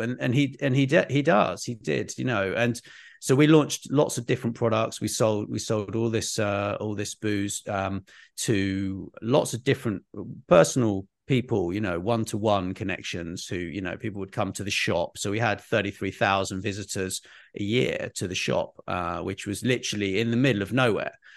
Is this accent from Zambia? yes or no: no; United Kingdom